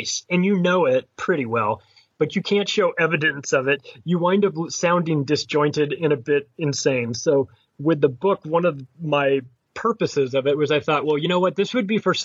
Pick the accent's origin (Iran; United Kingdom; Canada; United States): United States; as an American